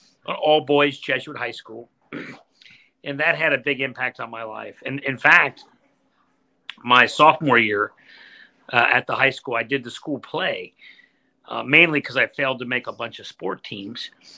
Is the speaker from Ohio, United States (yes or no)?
yes; Cincinnati, Ohio, United States; So I grew up in Cincinnati, blessed by faith.